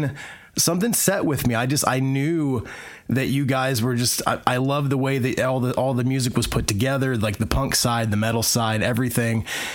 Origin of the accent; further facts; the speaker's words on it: Indiana, United States; living in the middle of the country, which is where … are from, we're from Indiana.